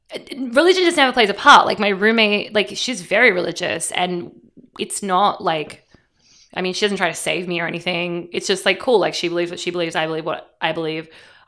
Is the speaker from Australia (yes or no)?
yes; Australia; We called him Father Gaza because we're Australian.